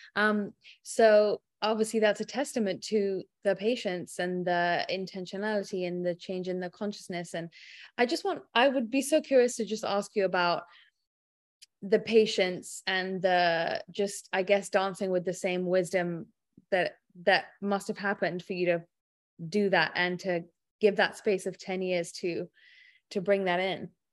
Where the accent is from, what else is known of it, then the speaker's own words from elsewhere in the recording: England, United Kingdom; being English